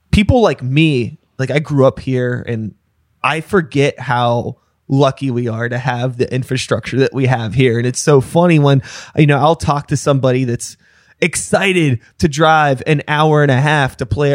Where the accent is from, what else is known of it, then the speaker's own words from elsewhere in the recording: Wilkinsburg, Pennsylvania, United States; I grew up in Wilkinsburg.